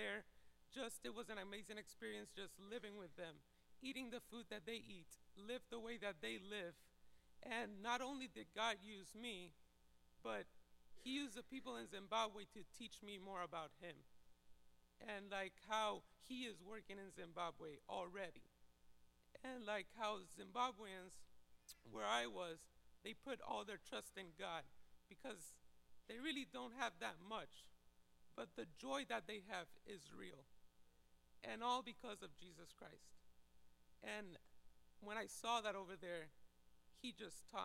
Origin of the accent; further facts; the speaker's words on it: Puerto Rico; moved away as an adult; also born or lived in Indiana; I'm from Puerto Rico